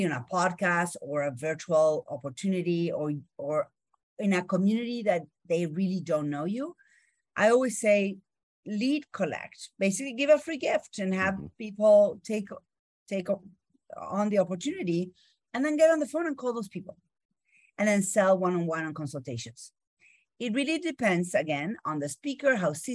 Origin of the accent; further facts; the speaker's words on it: Argentina; English is a second language; moved away; I grew up in Argentina